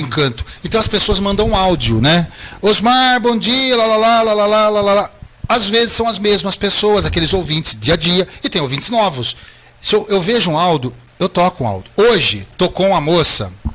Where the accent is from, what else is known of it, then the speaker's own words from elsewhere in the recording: Brazil; eu sou brasileiro